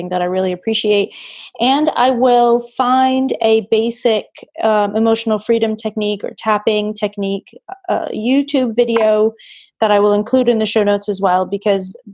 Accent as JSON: {"language": "English", "region": "New England", "country": "United States", "tie": "born or raised there", "said": "I grew up in New England, so I'm a Patriots fan"}